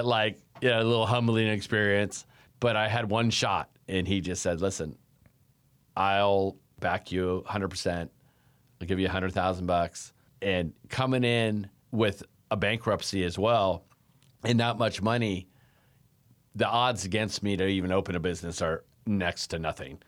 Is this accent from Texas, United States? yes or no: no; Davis, California, United States; also born or lived in North Dakota; Well, I was born in North Dakota, and when I was one years old, my parents moved to Davis, California